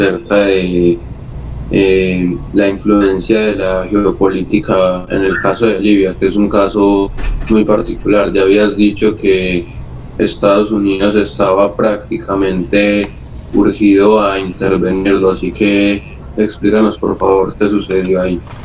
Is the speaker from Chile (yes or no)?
no; Colombia; la mayoría de los dirigentes somos colombianos